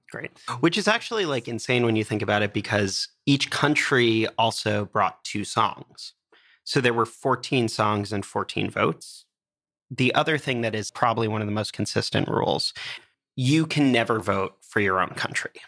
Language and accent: English; United States; Being an American